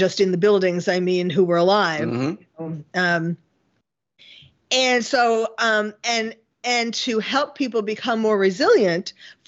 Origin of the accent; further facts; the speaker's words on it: New York City, New York, United States; moved away as an adult; now in California, United States; I was born and bred in New York City, and the Bronx, Flushing, Forest Hills, and then Manhattan